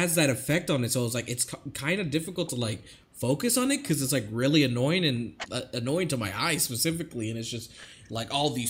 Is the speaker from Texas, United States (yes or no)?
no; Florida, United States; I'm from Florida